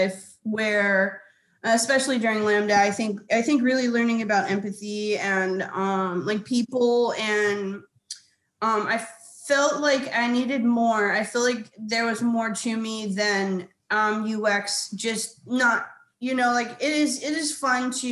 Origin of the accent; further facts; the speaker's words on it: Hawaii, United States; moved away; also born or lived in California; I am originally from Hawaii